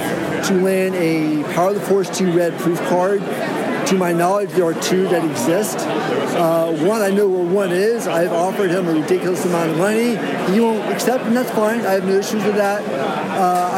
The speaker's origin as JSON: {"language": "English", "region": "Northern Virginia", "country": "United States", "moved": "yes", "said": "I'm originally from Northern Virginia"}